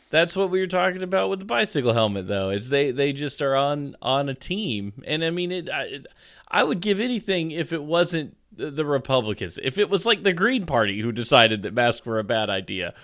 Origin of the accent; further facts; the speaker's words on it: United States; now in North Carolina, United States; as an American who grew up appreciating the American flag and going to rodeos